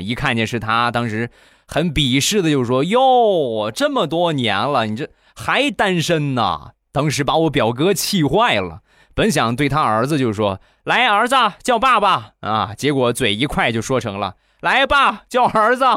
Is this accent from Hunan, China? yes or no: no; Rizhao, Shandong, China; 朕开心日照绿茶，郑宗元产地的好茶，我们家乡的特产